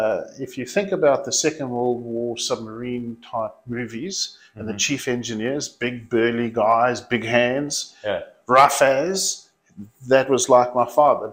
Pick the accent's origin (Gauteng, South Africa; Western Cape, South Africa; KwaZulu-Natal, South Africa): Western Cape, South Africa; Cape Town; moved away; I was born in Cape Town, yes.